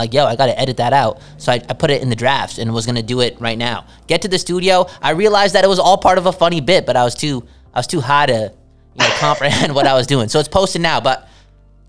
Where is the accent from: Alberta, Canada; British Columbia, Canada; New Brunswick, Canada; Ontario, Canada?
British Columbia, Canada; Vancouver; we come from Vancouver. We cheer for the Vancouver Canucks.